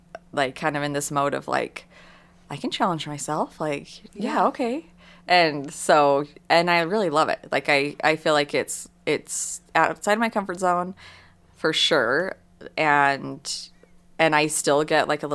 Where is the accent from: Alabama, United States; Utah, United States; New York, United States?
Utah, United States; Sandy; I grew up in Sandy, and my parents still live there